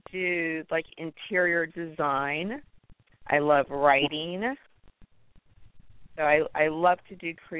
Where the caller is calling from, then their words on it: Las Vegas, Nevada, United States; I'm calling from Las Vegas.